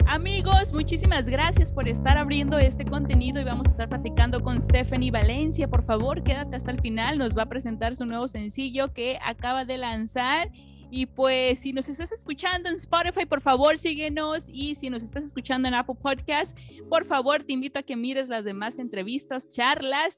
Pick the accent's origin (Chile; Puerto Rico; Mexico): Mexico; Acapulco, Guerrero; now in Los Angeles, United States; yo nací en Acapulco